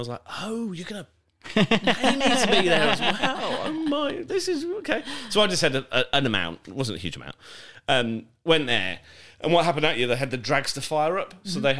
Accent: Birmingham, West Midlands, United Kingdom; accent: generic; also born or lived in Winchester; Because I lost my Birmingham accent. I'm originally from Birmingham. Not from there, but I can't speak like it. I went down to Winchester and I went down with a Birmingham accent, and they were like, "You can't speak like that around here."

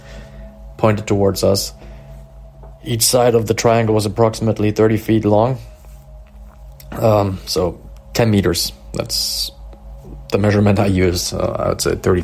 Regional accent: Dresden, Saxony, Germany; also born or lived in southwest Germany; I'm from Dresden in Germany

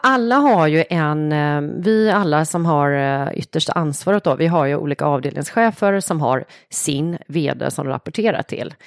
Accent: Tvååker, Halland County, Sweden; jag är uppvuxen utanför Varberg, en liten, mm. liten ort, Tvååker heter det

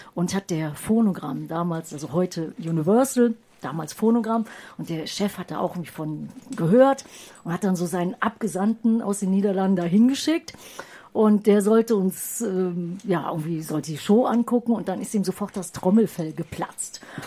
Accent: Düsseldorf, North Rhine-Westphalia, Germany; moved away; ich komme ehemals aus Düsseldorf

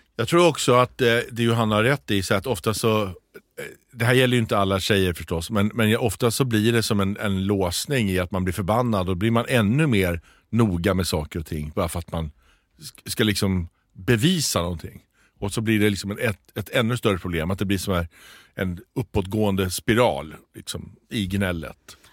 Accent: Småland, Sweden; Mitt småländska snåla arv

